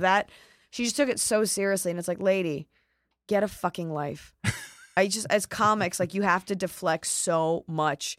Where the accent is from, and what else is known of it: Dallas, Texas, United States